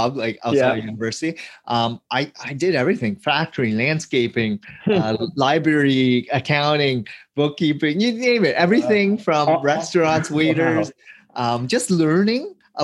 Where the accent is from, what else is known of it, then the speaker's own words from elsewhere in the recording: Hamilton, Ontario, Canada; we grew up in Hamilton, Ontario, in a rougher part of town